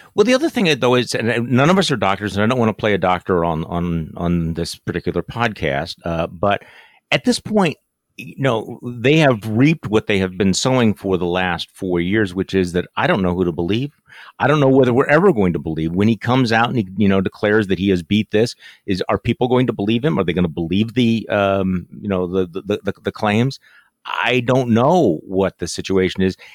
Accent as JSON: {"language": "English", "region": "Wisconsin", "country": "United States", "tie": "born or raised there", "said": "Wisconsinites in my home state"}